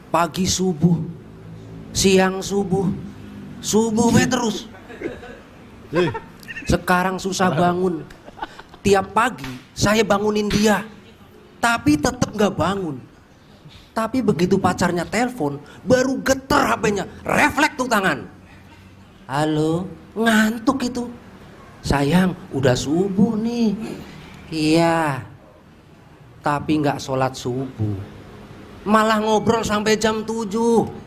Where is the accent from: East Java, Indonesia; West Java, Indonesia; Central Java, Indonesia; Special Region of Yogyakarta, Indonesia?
Central Java, Indonesia; Cilacap; saya dari Cilacap dan saya tukang nasi goreng.